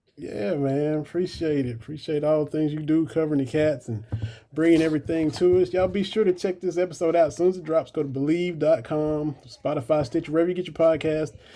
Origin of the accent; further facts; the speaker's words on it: Harlan County, Eastern Kentucky, United States; I grew up in Harlan County, just on down the road in the mountains from Eastern Kentucky.